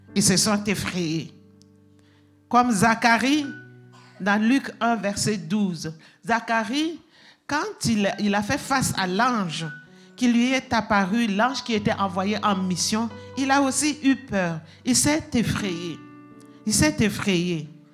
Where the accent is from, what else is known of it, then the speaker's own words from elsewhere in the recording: Burkina Faso; moved away; chez nous, au Burkina Faso